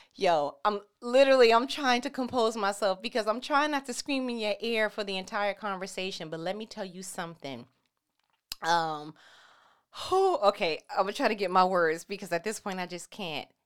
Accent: New York, United States; I'm from New York.

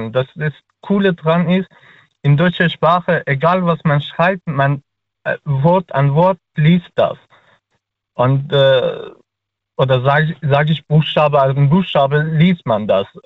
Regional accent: Afghanistan; first language Dari; German is a second language; Äh, tatsächlich, ich kann äh, nur meine Muttersprache Dari. Ich komme aus Afghanistan mhm. und wir sprechen Dari oder am besten soll ich sagen Persisch.

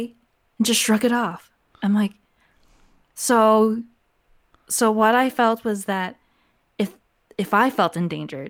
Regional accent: United States; As a Filipino American woman

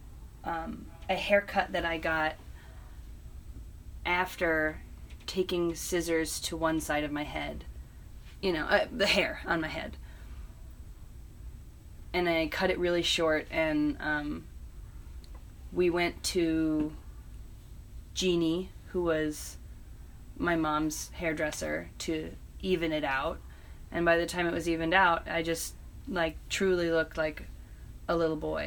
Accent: East Hampton, New York, United States; moved away as an adult; also born or lived in Purchase, New York; now in Brooklyn, United States; I grew up in East Hampton

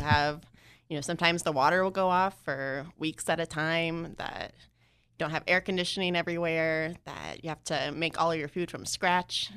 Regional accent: Atascadero, California, United States; moved away as an adult; also born or lived in Joplin, Missouri; now in Ghana; I grew up in a small town called Atascadero

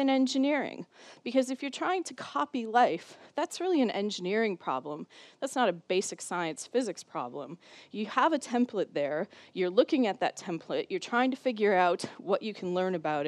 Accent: Minnesota, United States; moved away as an adult; now in Cambridge, United Kingdom; the University of Minnesota, which is my home state and where I did my PhD

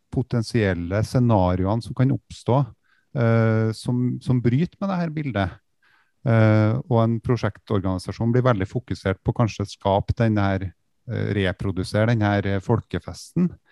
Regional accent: the region of Ski Tour 2020, Trøndelag, Norway; accent: Trøndelag dialect; i regionen som dialekta mi kommer fra

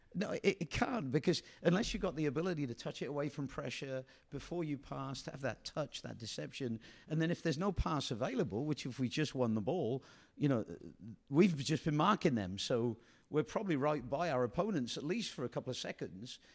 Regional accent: England, United Kingdom; moved away as an adult; now in United States; the way I was brought up in England

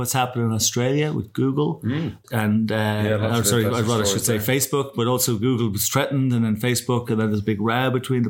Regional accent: Ireland; as two Irish guys

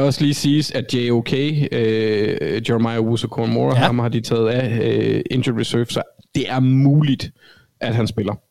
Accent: Copenhagen, Capital Region of Denmark, Denmark; accent: Copenhagen (københavnsk); now in Jutland, Denmark; Jeg snakker for, jeg snakker for københavnsk

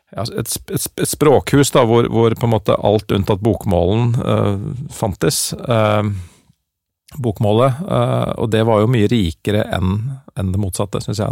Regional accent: Oslo, Norway; accent: Oslo-mål; first language Norwegian and Dutch; jeg snakker jo og på en måte agerer jo på bokmål, fordi at det er det jeg har Eller på Oslo-mål

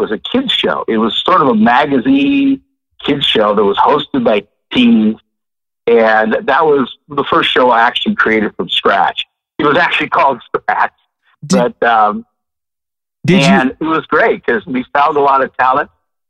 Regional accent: Portland, Oregon, United States; moved away as an adult; also born or lived in San Francisco / Los Angeles / Sacramento; now in Seattle, United States; I'm from Portland, right? You are? That's where I grew up.

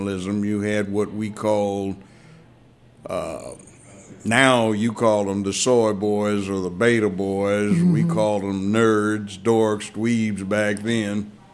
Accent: Los Angeles, California, United States; moved away as an adult; also born or lived in Washington, D.C. / Memphis; I grew up in Los Angeles, kindergarten through law school

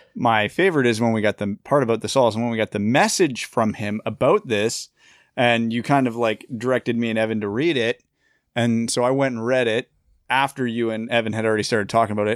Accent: Kitchener, Ontario, Canada; born or raised there

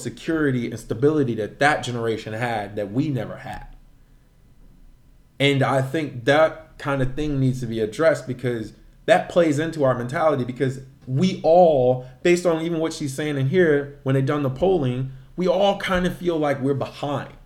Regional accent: Midwest, United States; being from the Midwest

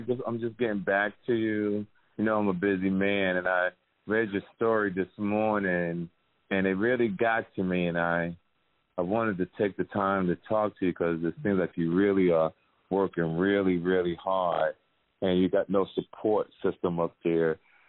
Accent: Seattle, Washington, United States; now in Florida, United States; I'm from Seattle, Washington, and I moved to Florida after my grandmother passed.

